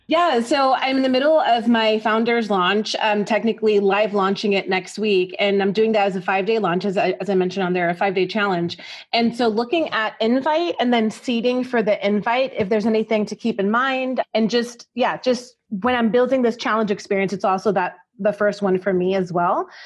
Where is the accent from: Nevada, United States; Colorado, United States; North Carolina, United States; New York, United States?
New York, United States; now in Texas, United States; I'm from New York